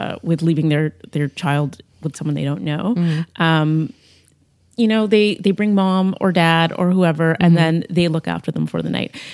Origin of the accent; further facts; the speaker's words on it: Cambridge, Ontario, Canada; I grew up in Cambridge